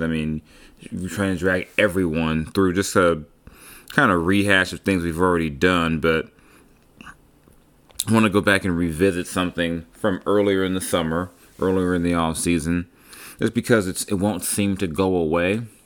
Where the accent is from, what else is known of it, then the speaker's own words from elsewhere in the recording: Long Beach, California, United States; I'm from Long Beach, and Long Beach is, yo, is my city